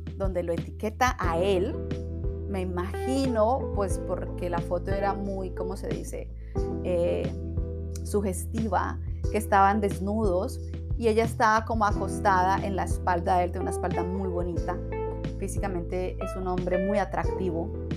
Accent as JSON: {"language": "Spanish", "town": "Cali", "region": "Valle del Cauca", "country": "Colombia", "said": "Yo soy de Cali, Colombia"}